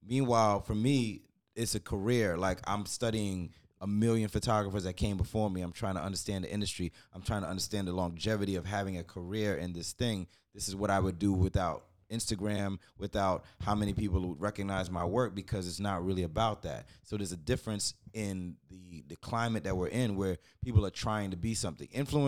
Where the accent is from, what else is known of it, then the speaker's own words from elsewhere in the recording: Jamaica; yeah, I'm Jamaican as fuck.